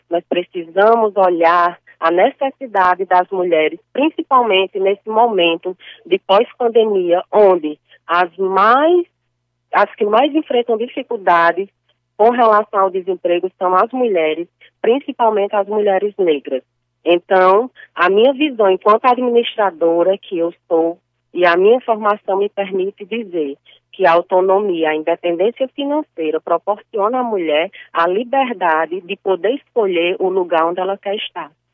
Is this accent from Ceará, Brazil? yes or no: yes; Cariri region, Ceará, Brazil; eu sou da região do Cariri